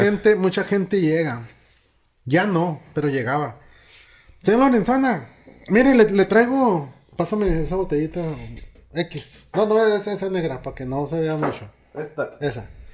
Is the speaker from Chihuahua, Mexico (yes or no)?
yes; Cuauhtémoc region, Chihuahua, Mexico; moved away; voy a mi pueblo, a y voy a dar una plática ante 600 niños de escasos recursos. Es una posada que hacen en toda la región de allá, Cuauhtémoc, Campos Menones, Pueblitos